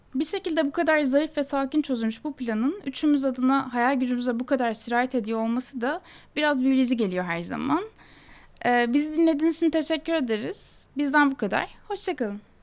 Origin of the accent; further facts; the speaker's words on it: Istanbul, Turkey; Ben Anadolu yakasında doğup büyüdüm